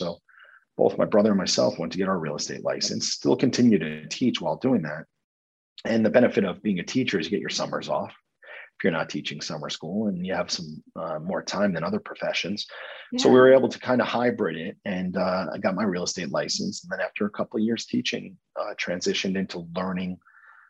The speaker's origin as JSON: {"language": "English", "area": "Rockland County", "region": "New York", "country": "United States", "tie": "born or raised there", "also_born_or_lived": "Morgantown, West Virginia", "moved": "as an adult", "said": "So I grew up just outside of New York City in Rockland County, New York."}